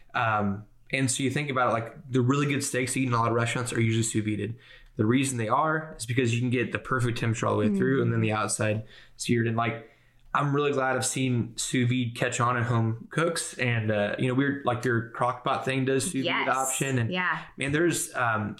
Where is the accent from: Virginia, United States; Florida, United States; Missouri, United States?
Missouri, United States; Kansas City; I'm from Kansas City, big barbecue town